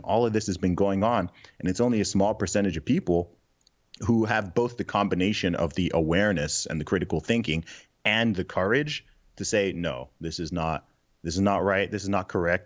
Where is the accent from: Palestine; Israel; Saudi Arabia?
Saudi Arabia; moved away; also born or lived in Nigeria; My family background is originally from, originally from Nigeria, but I grew up in the Middle East. I grew up in Saudi Arabia